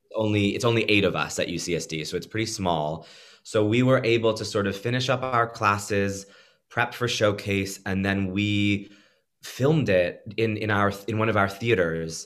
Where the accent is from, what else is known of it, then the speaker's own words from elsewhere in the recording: Pennsylvania, United States; moved away; I grew up in Pennsylvania